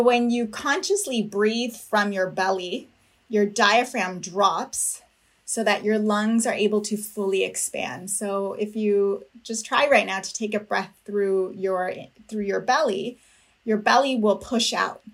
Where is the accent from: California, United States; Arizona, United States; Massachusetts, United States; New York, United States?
California, United States; Napa; I was born and raised in Napa, California, of uh, parents from Mexico, immigrants